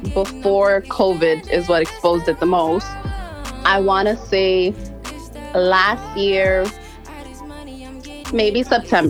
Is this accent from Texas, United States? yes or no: no; New York City, New York, United States; I was raised and born in Brooklyn.